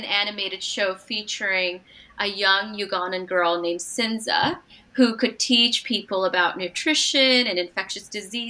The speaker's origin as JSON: {"language": "English", "town": "Portland", "region": "Oregon", "country": "United States", "also_born_or_lived": "Doddaballapur, India / Bangalore, India", "second_language": "English", "said": "I am originally from Portland, mm-hmm. Oregon"}